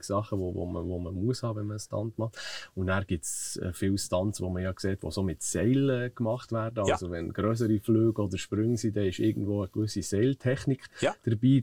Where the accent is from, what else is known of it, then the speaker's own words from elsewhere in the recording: Zollikofen, Bern, Switzerland; Aufgewachsen äh, bin ich eigentlich hier in Zollikofen